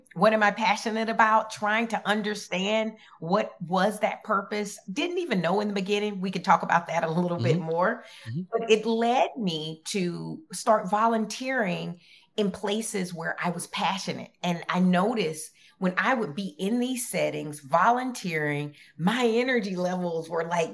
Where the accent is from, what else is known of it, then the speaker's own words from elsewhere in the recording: Dothan, Alabama, United States; moved away as an adult; also born or lived in Minneapolis, Minnesota; I'm from Dothan, Alabama